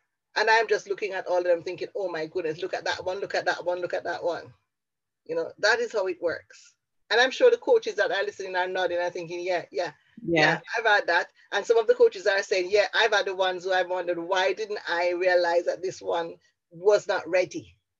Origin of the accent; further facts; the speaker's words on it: Jamaica; also born or lived in Bradford; now in Wales, United Kingdom; when I moved from Jamaica to Bradford to Wales and had to go out and network in a marketplace